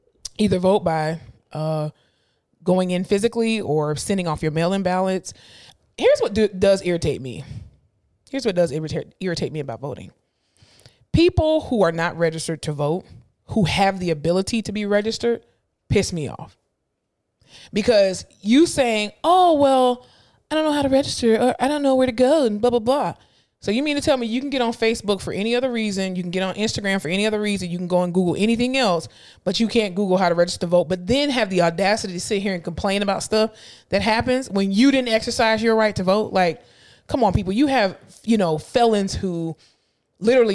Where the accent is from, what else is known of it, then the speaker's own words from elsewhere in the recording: Florida, United States; moved away; I am born and raised and I am from Florida. However, I am no longer a resident of Florida